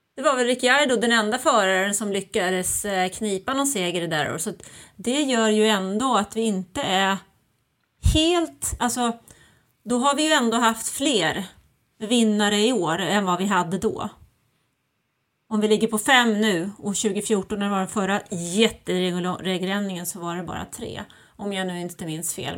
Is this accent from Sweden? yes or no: yes; Sweden; moved away; also born or lived in Germany; jag är ju född och uppvuxen i Sverige